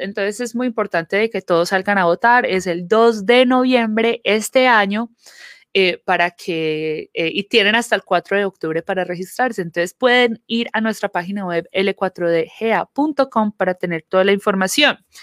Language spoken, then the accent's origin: Spanish; Colombia; now in Georgia, United States; crecí viendo en Colombia, eh, el día de las elecciones son el durante el fin de semana